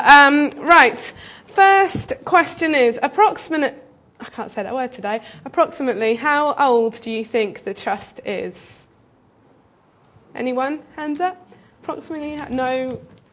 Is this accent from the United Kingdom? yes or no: yes; Bristol, South West England, United Kingdom; moved away as an adult; now in Kent, United Kingdom; I'm originally from Bristol. I came to Kent to study.